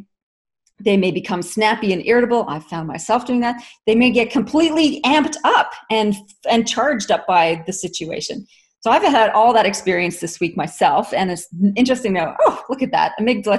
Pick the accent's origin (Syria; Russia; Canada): Canada; now in Australia; I'm Canadian originally, and I've been in Australia for since 1996